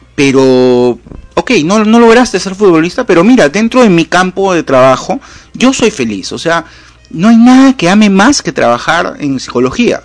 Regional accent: Lima, Peru; Cuando era chico y vivía en Lima

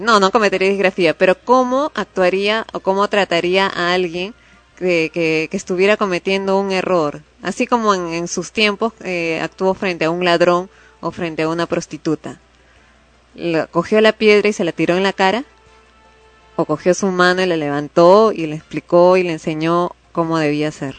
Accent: Peru; todos somos peruanos

